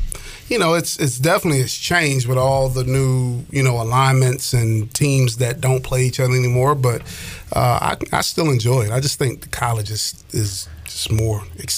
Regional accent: Florida, United States; moved away; also born or lived in Atlanta, Georgia; I grew up in Florida, actually. So I was Miami, Tampa type fan. And then just when we moved to Atlanta

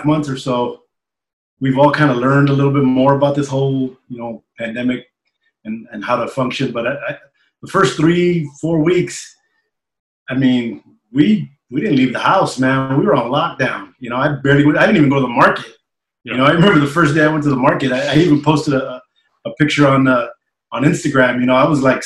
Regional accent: Bell Gardens, California, United States; also born or lived in Charter Oak, California; I grew up in the city of Bell Gardens, which they're neighboring little towns in Southeast LA.

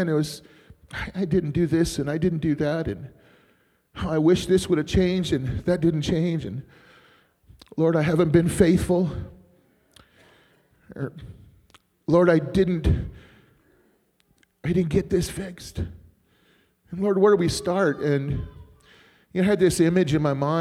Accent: Arizona, United States; also born or lived in Bismarck, North Dakota; I'm from Arizona.

